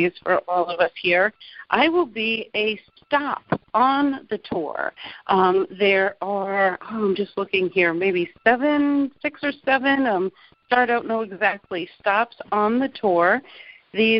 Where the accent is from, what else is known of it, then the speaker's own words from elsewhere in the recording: Long Island, New York, United States; now in Naples, United States; I'm originally from Long Island, New York